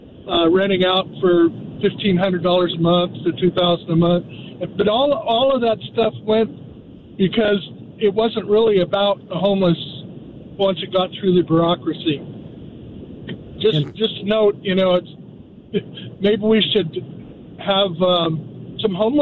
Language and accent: English; California, United States; now in Idaho, United States; I'm from California